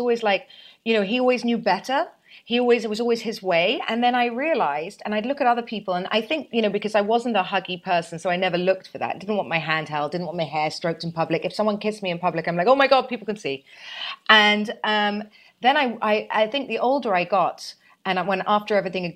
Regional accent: United Kingdom; I'm British, you see, and I was in boarding school from 7 to 18

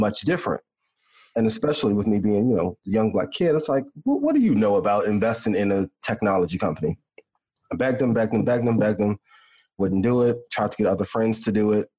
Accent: East Chicago, Indiana, United States; when I was a kid growing up in Northwest Indiana

